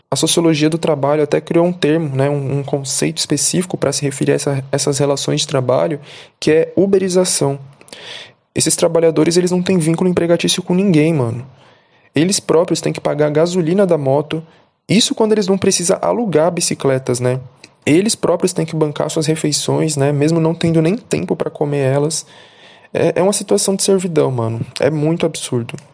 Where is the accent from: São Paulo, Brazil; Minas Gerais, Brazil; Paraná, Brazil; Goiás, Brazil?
São Paulo, Brazil; now in Guarulhos, Brazil; sou cria da Brasilândia, zona norte de São Paulo, e atual morador de Guarulhos